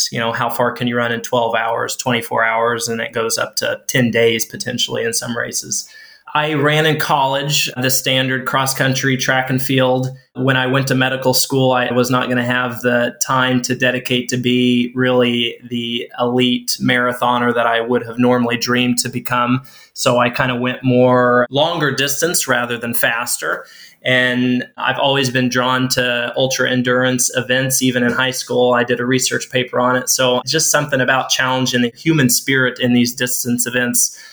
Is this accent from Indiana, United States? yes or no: yes; Jasonville, Indiana, United States; moved away as an adult; now in Plymouth, Indiana, United States; My home is in a small town in southern Indiana, Jasonville